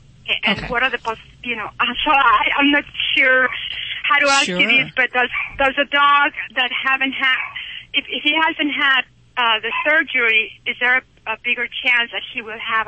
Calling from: Utah, United States; Well, I'm calling from Utah

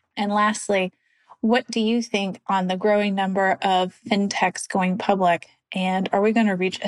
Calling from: California, United States; I'm listening in from Southern California.

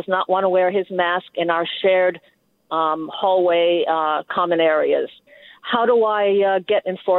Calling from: Berkeley, California, United States; I'm calling from Berkeley.

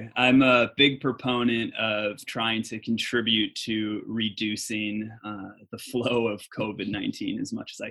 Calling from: Los Angeles, California, United States; I'm calling in from Mar Vista, California, or as some people might call it, Venice East.

